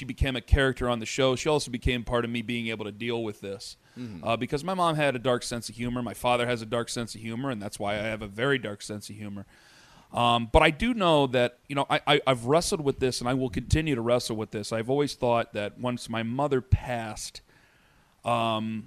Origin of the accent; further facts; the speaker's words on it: Canton, Ohio, United States; now in Cleveland, United States; we're from Canton.